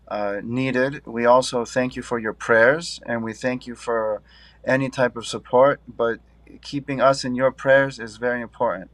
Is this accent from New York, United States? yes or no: yes; Syracuse, New York, United States; I grew up upstate New York in Syracuse.